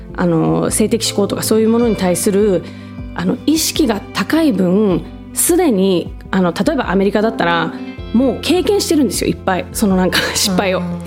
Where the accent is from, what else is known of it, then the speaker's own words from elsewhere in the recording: Japan; まあ私もあの日本で生まれ